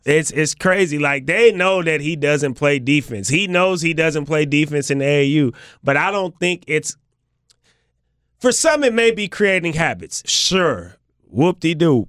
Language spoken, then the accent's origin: English; Bay Area, California, United States; Although I was already from California, I was from the Bay Area